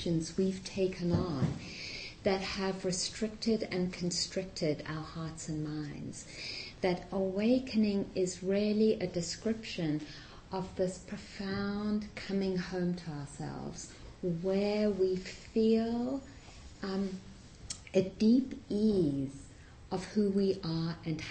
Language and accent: English; South Africa; also born or lived in Massachusetts, United States; now in United States; growing up in South Africa and having parents who were very active in the anti-apartheid movement